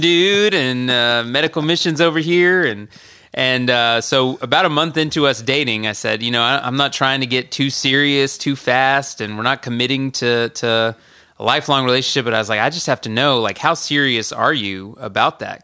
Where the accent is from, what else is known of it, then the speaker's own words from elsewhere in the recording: Marietta, Georgia, United States; I grew up in Marietta, Georgia